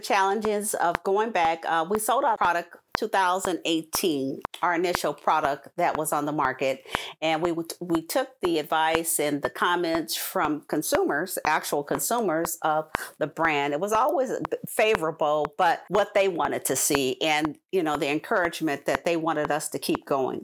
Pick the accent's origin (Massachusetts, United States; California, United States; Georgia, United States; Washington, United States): California, United States; moved away as an adult; also born or lived in Bolingbrook, Illinois; my hometown of California